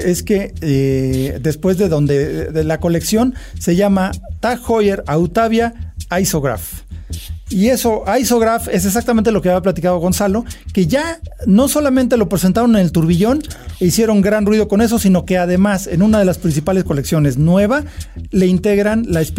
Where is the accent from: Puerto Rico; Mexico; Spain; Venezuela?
Mexico; que como mexicano creo que es interesante y es bueno que lo mencionemos